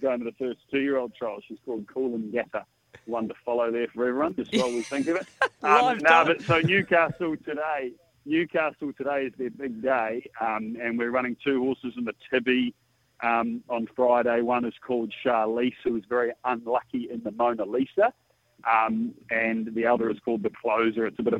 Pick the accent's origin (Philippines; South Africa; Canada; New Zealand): New Zealand; now in Sydney, Australia; I'm a New Zealander at heart. I've made my living in Sydney, but I love New Zealand